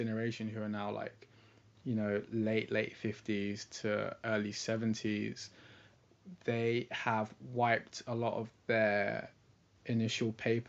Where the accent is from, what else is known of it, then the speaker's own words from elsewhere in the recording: England, United Kingdom; accent: English; also born or lived in London; I sound English. I grew up and studied in England. I was born in London.